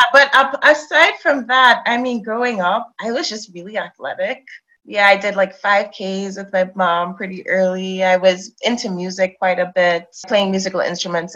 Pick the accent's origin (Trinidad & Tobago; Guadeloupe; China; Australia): Trinidad & Tobago; I grew up in Trinidad.